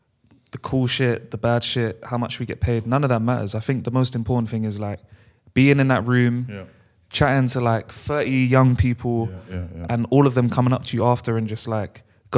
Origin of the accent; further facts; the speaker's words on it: London, United Kingdom; we're from London, bro.